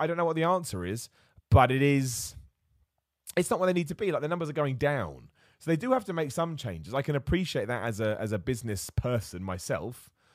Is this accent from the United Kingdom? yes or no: yes; United Kingdom; As a British dude